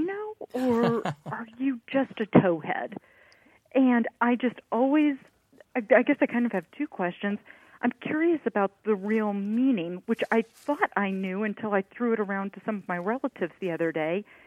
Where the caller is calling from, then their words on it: Indianapolis, Indiana, United States; I'm calling from Indianapolis, Indiana, in the heartland.